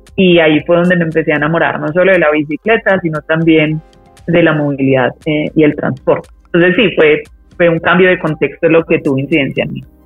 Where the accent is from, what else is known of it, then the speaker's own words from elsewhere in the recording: Medellín, Antioquia, Colombia; moved away as an adult; also born or lived in Europe; yo nací en Medellín